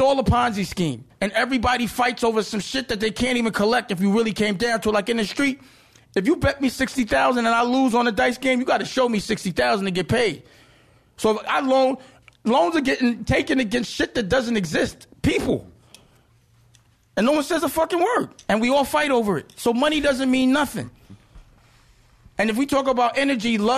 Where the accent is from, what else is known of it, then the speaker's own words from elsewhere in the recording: New York City, New York, United States; I'm from Harlem